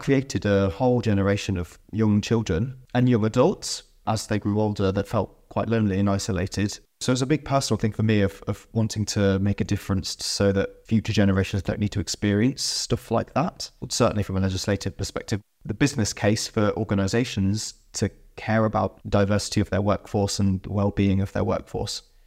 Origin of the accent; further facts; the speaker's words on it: United Kingdom; I grew up in the United Kingdom and went to school in the United Kingdom in the nineteen nineties and early two thousands.